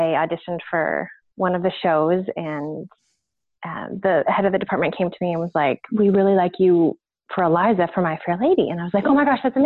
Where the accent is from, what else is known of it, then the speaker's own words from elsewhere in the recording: Toronto, Ontario, Canada; I'm an actress from Toronto, Canada